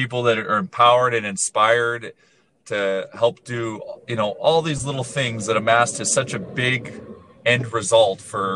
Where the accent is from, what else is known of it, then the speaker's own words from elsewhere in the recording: Edmonton, Alberta, Canada; you say you're from Edmonton